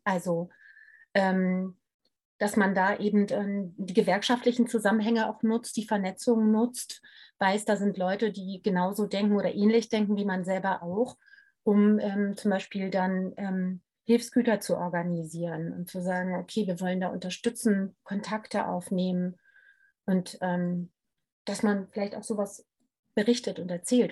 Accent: Hanover, Lower Saxony, Germany; ich bin in Hannover zur Schule gegangen

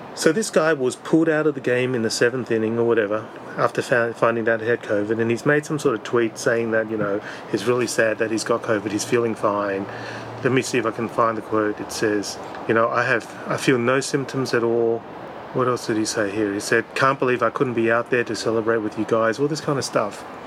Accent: Australia; being an Australian

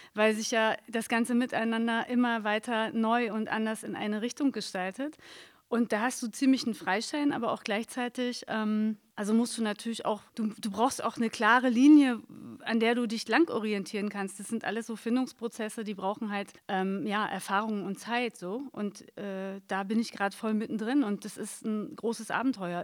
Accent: Berlin, Germany; ich hatte nie das Gefühl, dass was anderes als Neukölln meine Heimat ist.

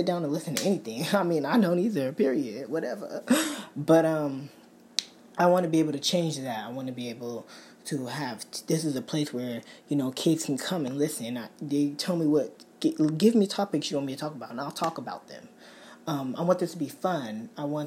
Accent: Bay Area, California, United States; I'm from California, Bay Area

